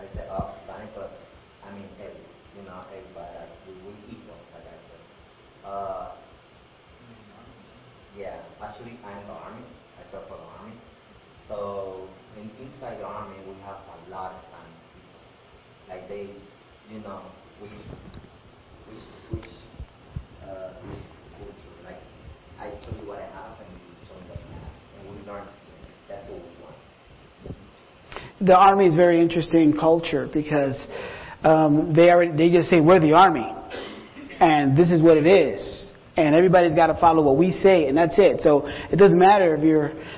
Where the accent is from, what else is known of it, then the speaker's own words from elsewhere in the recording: Rochester, New York, United States; also born or lived in Puerto Rico; I'm not from the island. I'm from Rochester, New York. I'm a New Yorker